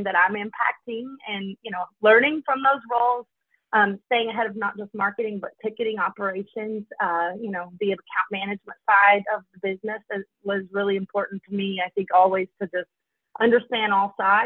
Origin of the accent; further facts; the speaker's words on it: Kentucky, United States; moved away as an adult; now in Detroit, United States; I was born in Kentucky